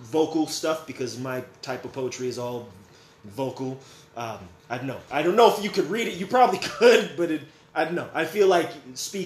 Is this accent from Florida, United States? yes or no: no; California, United States; also born or lived in Las Vegas, Nevada; now in Sioux Falls, United States; I am originally from California, moved out here by way of Las Vegas, Nevada